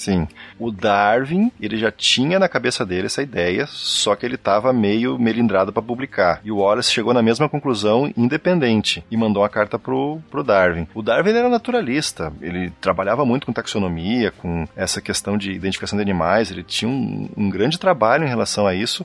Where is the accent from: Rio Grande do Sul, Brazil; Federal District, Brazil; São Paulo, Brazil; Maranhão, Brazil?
Rio Grande do Sul, Brazil; eu sou do Rio Grande então eu falo piá, né? Eu era gurizão